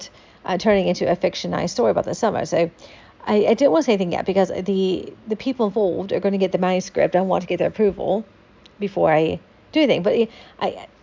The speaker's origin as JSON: {"language": "English", "country": "United States", "also_born_or_lived": "London, United Kingdom", "moved": "yes", "said": "I'm not just American, I'm Scottish, English, Irish, and, you know, a bit of Belgian"}